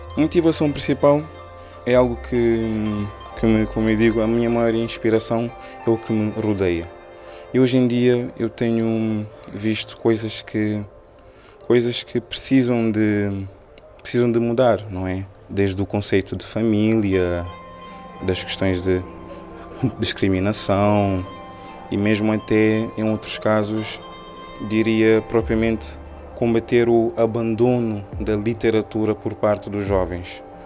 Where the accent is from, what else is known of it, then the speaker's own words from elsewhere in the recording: Cape Verde; first language Cape Verdean Creole; Portuguese is a second language; moved away as an adult; now in Lisbon, Portugal; Eu nasci cá em Portugal, em Lisboa, sou filho de pais cabo-verdianos. Quando fiz oito anos, decidi morar em Cabo Verde juntamente com os meus pais